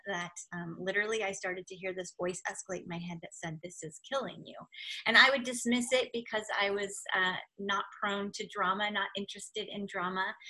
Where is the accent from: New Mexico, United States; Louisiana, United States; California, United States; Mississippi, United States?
California, United States; Silicon Valley; I grew up in California in Silicon Valley, literally at the base of Sand Hill